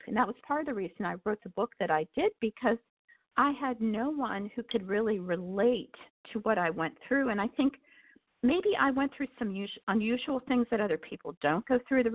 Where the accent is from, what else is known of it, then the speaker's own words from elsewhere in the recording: United States; I grew up in the Amish country